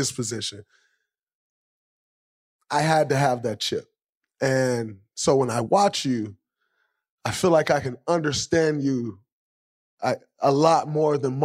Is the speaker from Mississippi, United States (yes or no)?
no; Michigan, United States; growing up in Michigan